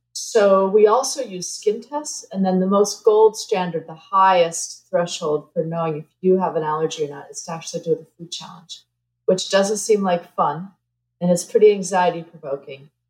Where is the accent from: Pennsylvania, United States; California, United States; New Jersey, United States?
New Jersey, United States; moved away; I grew up in New Jersey